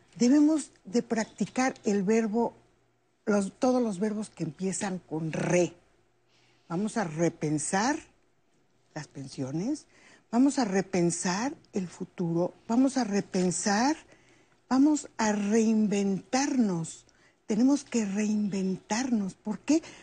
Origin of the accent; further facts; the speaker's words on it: Mexico; yo me vengo a México